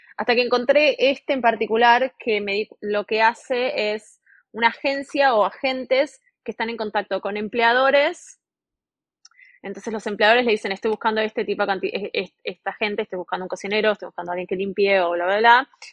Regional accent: Buenos Aires, Argentina; moved away as an adult; now in Townsville, Australia; vengo de Buenos Aires, Argentina, y estoy en este momento en Townsville

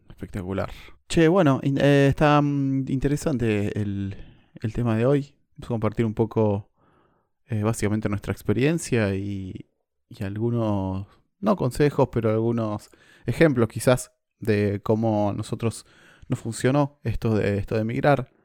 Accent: Argentina; moved away as an adult; now in New Zealand; soy argentino

